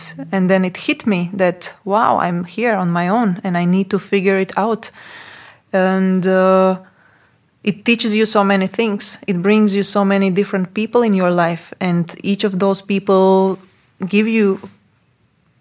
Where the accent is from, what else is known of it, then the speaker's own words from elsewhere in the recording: Latvia; English is a second language; moved away as an adult; also born or lived in Portugal; now in Slovakia; I was born in Latvia, I was raised in Latvia, I was going to Latvian school